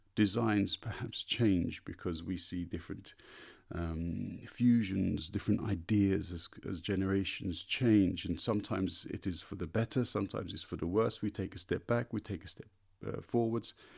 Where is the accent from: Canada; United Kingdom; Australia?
United Kingdom; London; now in Berlin, Germany; I was born in London and feel very much native to my city of birth